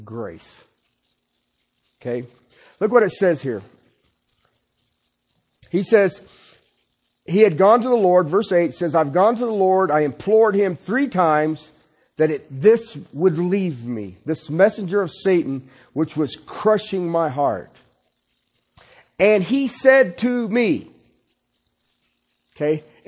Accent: Ohio, United States; moved away; I'm from Ohio.

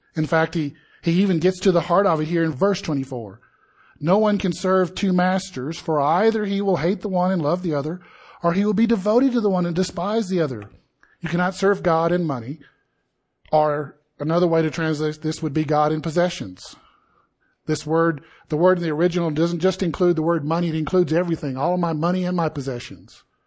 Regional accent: Deep South, United States; I grew up in the Deep South

